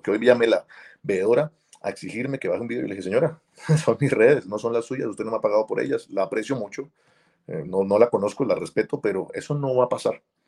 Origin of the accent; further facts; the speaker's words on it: Colombia; now in Miami, United States; yo soy un colombiano migrante